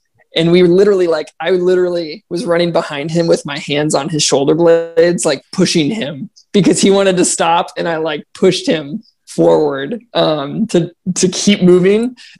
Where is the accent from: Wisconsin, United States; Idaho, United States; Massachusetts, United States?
Wisconsin, United States; Sheboygan; also born or lived in Madison, Wisconsin; my first race ever was a 5 mile race in my hometown in Sheboygan along the lake.